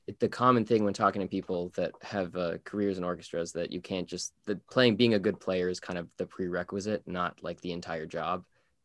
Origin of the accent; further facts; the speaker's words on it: Canada; I wasn't born in Hamilton, but being Canadian.